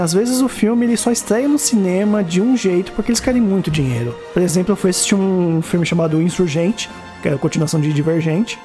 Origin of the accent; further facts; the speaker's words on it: São Caetano do Sul, São Paulo, Brazil; São Caetano, né? Minha cidade natal